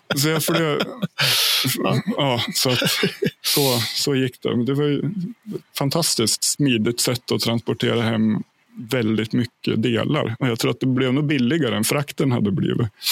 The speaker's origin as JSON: {"language": "Swedish", "area": "Hälsingland", "region": "Gävleborg County", "country": "Sweden", "tie": "born or raised there", "also_born_or_lived": "Ljusdal Municipality", "moved": "yes", "lives_now": "Järvsö, Sweden", "said": "jag flyttade upp till mina hemtrakter i Hälsingland i en ort som heter Järvsö"}